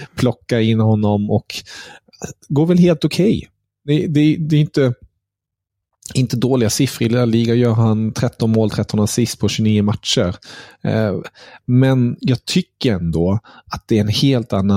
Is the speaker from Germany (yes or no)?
yes; Germany; som tysk